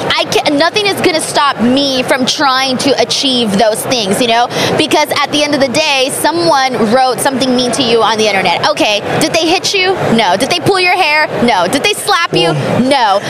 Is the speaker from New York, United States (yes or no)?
no; Los Angeles, California, United States; my hometown of Los Angeles at the Staples Center where I used to go as a little girl to watch pro wrestling